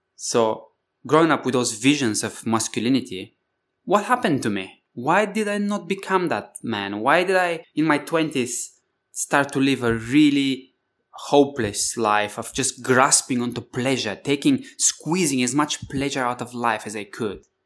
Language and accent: English; Bulgaria; I come from Bulgaria, you know, Thrace, the Thracian Valley, Spartacus